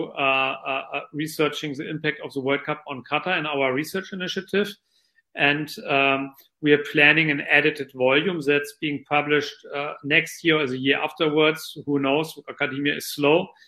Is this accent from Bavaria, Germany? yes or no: no; Lower Saxony, Germany; moved away; I'm of German origin, and the world's largest car manufacturer, Volkswagen, is located in my home state of Lower Saxony in Germany.